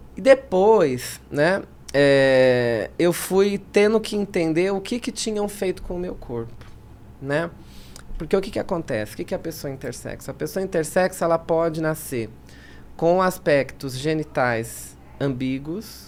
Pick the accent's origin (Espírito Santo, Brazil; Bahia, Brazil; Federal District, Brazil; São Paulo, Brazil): São Paulo, Brazil; accent: mixed; Nasci na Zona Leste de São Paulo, cresci, me criei na Zona Leste de São Paulo